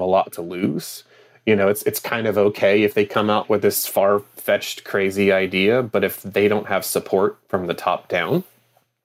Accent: United States; in my home state

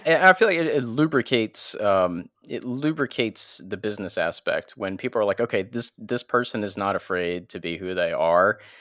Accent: New Orleans, Louisiana, United States; moved away as an adult; now in Florida panhandle, United States; we were teenagers in New Orleans

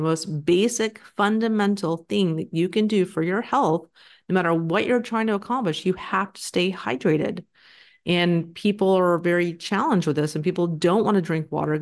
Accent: Texas, United States; I'm from Texas

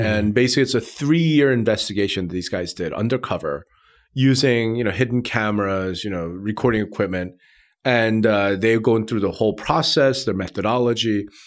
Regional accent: Hempstead, New York, United States; I lived, I grew up in Hempstead, and right across one street is Garden City

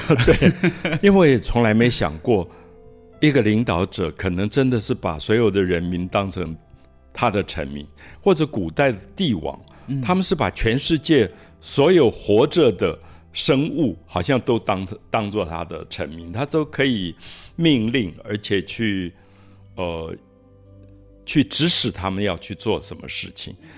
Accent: Taiwan; also born or lived in Paris, France; 我自己在台湾长大

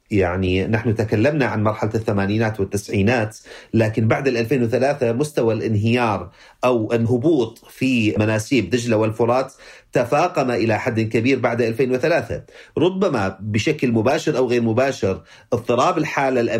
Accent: Mosul, Nineveh, Iraq; وأنا ابن الموصل لا أتخيل تبعات هذا الأمر على ابن بغداد أو ما يفعله ابن بغداد تبعاته على ابن البصرة في جنوب العراق

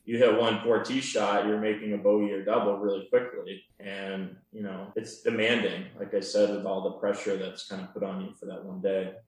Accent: Harpswell, Maine, United States; I grew up in Harpswell

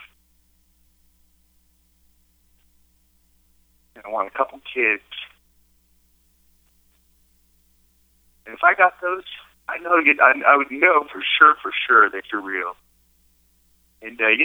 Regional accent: Barstow, California, United States; also born or lived in San Diego, California; I was born right here in Barstow, California, and raised, and about when I was 22 or 23, I moved down to San Diego and spent 20 years down there.

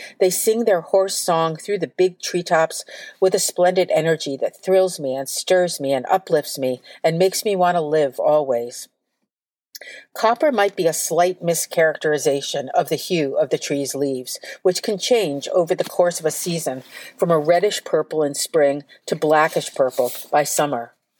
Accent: Hudson Valley, New York, United States; When I was growing up in a little town in New York's Hudson Valley

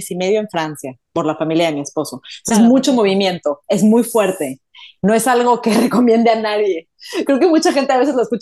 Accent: Mexico City, Mexico; also born or lived in Madrid / New York / Toronto / Stockholm; now in Dallas, United States; Mira, empecé en Ciudad de México, de Ciudad de México me fui a Madrid, de Madrid me fui a Nueva York, de Nueva York me fui a Toronto, ahí nació mi primer hijo, de Toronto me fui a Estocolmo

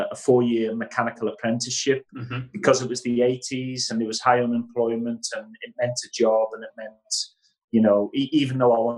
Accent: Liverpool, North West England, United Kingdom; All of my life, growing up in Liverpool

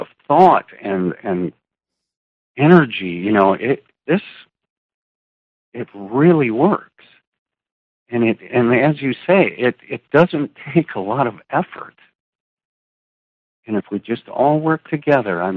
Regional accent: Wisconsin, United States; moved away as an adult; also born or lived in St. Petersburg, Florida / Sarasota, Florida; I'm from Wisconsin

